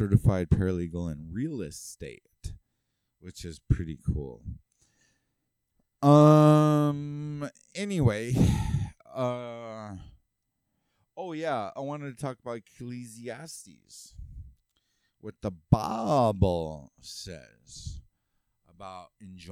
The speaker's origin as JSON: {"language": "English", "region": "California", "country": "United States", "moved": "as an adult", "lives_now": "Utah, United States", "said": "I'm from California"}